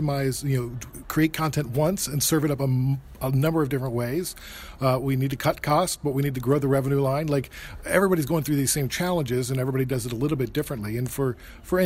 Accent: United States; now in Canada; I'm from the States, but I live in Canada.

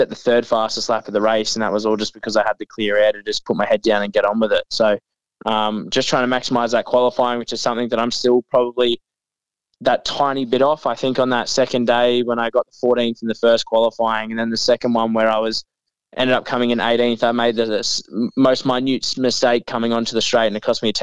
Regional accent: Mackay, Queensland, Australia; also born or lived in Victoria; I actually moved here when I was 6 years old. So, I've probably spent more time in more time in Queensland than I have in Victoria, so I guess you could say I'm a Queenslander

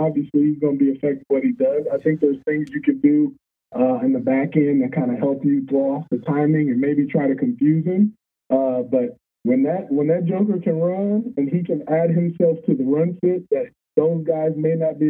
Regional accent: the South, United States; First off, so my family, we're from the South.

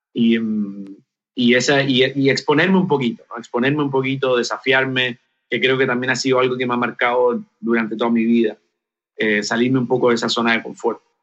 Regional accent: Chile; moved away as an adult; also born or lived in New Zealand; now in Puerto Rico; fue este terremoto del 2010 que tuvo su epicentro muy cerca de mi ciudad natal.

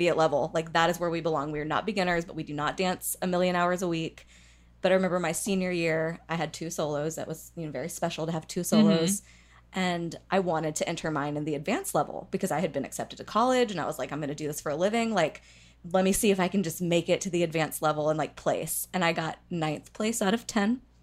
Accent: Marietta, Georgia, United States; I'm from Marietta, Georgia

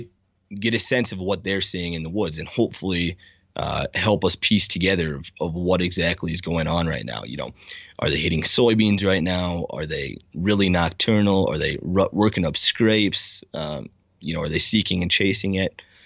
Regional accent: South Dakota, United States; my home state of South Dakota

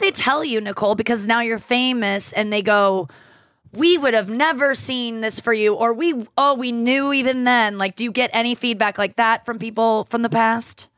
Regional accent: St. Louis, Missouri, United States; moved away as an adult; I live in Saint Louis. Like, I moved back to my hometown during the pandemic and I've just stayed here

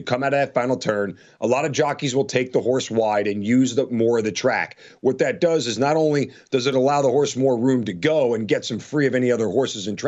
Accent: Long Island, New York, United States; I grew up in Long Island, New York, about a mile and a half away from Belmont Park.

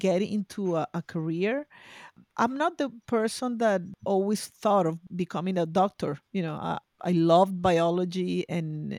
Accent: Venezuela; also born or lived in Boston; now in Spain; I'm originally from Venezuela. I studied in Boston. I moved to Spain.

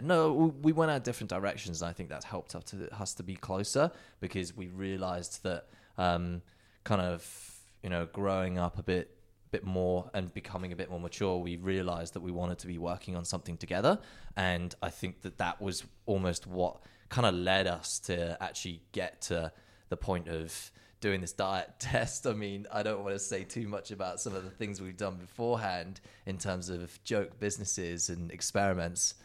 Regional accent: England, United Kingdom; moved away as an adult; growing up in the UK, you know, Justin and I being identical twins

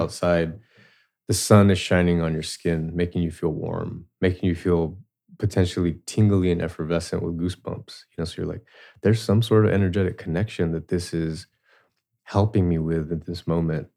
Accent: Southern California, United States; I grew up in Southern California. Uh, my house was not too far from the border of Tijuana

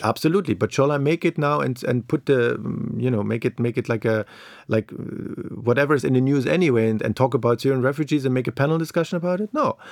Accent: East Germany, Germany; moved away; I grew up in East Germany.

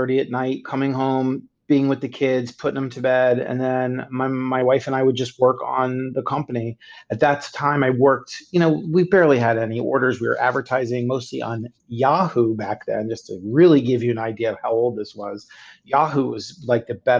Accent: Miami Beach, Florida, United States; moved away as an adult; also born or lived in Indiana / Chicago, Illinois; now in Florida, United States; I'm originally from Miami Beach, Florida

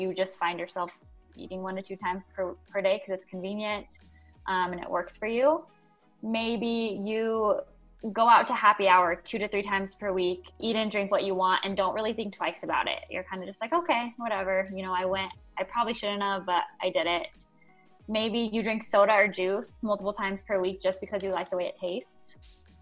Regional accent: Albuquerque, New Mexico, United States; I'm actually from New Mexico, Albuquerque, New Mexico

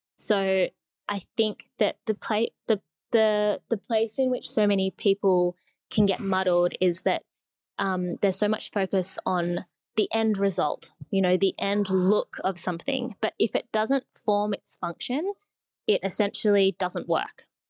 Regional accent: Sydney, New South Wales, Australia; I grew up in Sydney

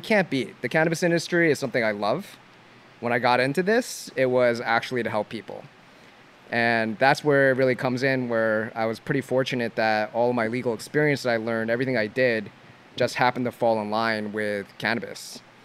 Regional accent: New Jersey, United States; I'm from Jersey

